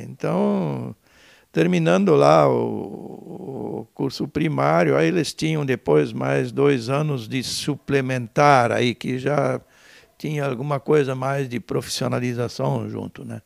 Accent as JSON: {"language": "Portuguese", "town": "Benedito Novo", "region": "Santa Catarina", "country": "Brazil", "tie": "born or raised there", "lives_now": "Timbó, Brazil", "said": "Eu nasci eh, em Benedito Novo, tá, cidade vizinha uhum. aqui, né, no, no longe. Uh, ah, meu pai, meus pais eram colonos, né? Eu praticamente me vivenciei, me criei na colônia"}